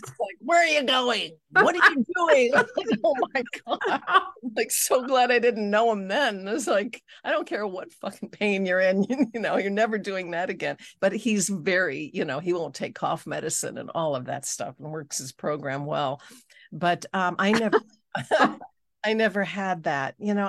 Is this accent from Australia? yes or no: no; Switzerland; moved away; also born or lived in Los Angeles, California, United States; I was born in Switzerland. I mean, I was born in LA, but grew up